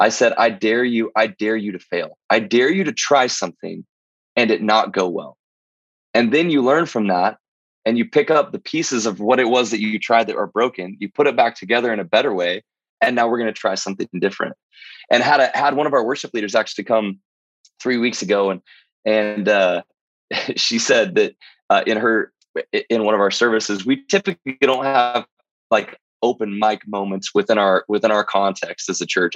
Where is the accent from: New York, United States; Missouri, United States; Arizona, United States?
Missouri, United States; the church that I grew up in was in Missouri, in a town of 200 people